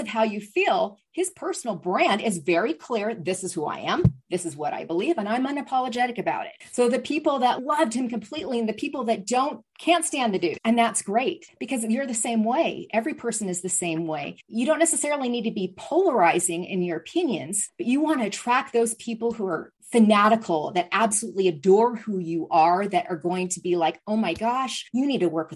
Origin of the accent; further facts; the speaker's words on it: Seattle, Washington, United States; I'm from the Seattle area where there's Starbucks, more than one on every corner